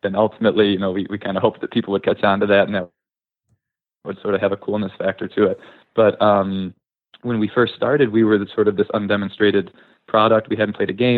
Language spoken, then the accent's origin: English; Grosse Pointe, Michigan, United States; I grew up in the suburbs. I grew up in Grosse Pointe. I still live there